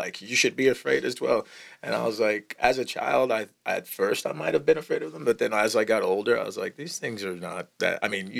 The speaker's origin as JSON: {"language": "English", "town": "Houston", "region": "Texas", "country": "United States", "tie": "born or raised there", "moved": "yes", "said": "I grew up in Houston, Texas."}